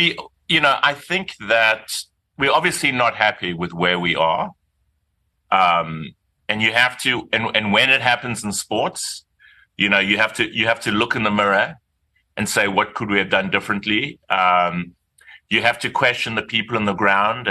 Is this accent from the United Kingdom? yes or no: no; South Africa; now in New York, United States; I am South African. I am from Mamsen Toady.